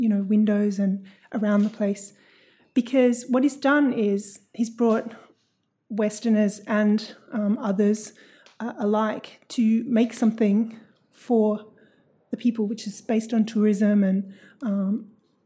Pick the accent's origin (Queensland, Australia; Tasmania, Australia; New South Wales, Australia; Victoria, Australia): New South Wales, Australia; Sydney; also born or lived in Dubai / Darwin; now in Brisbane, Australia; I'm from Sydney originally.